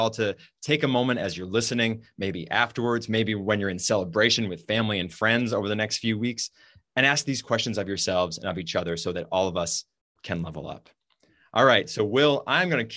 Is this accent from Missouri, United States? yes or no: no; New Hampshire, United States; We grew up in New Hampshire, which is known as being now kind of like a purplish state